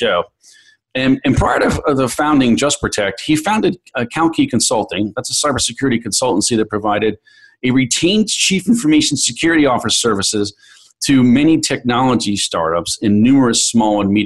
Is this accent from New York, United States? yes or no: yes; New York City, New York, United States; New York, the great city of New York, my hometown